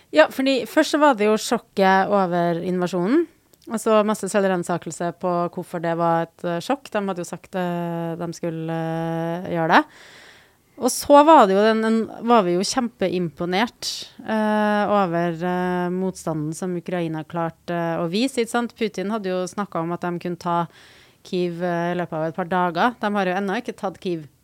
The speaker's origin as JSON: {"language": "Norwegian", "town": "Trondheim", "region": "Trøndelag", "country": "Norway", "tie": "born or raised there", "said": "jeg vokste opp i Tordenskioldsgata"}